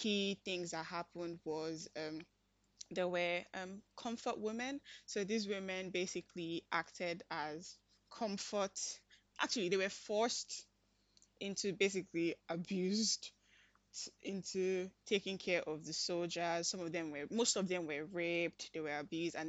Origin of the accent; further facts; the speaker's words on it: Nigeria; I'm Nigerian